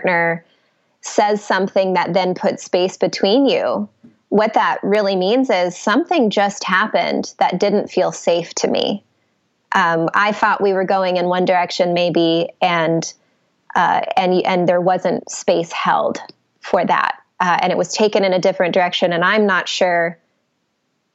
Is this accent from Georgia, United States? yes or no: yes; Atlanta, Georgia, United States; also born or lived in New York City; I am from Atlanta, and that's where I am now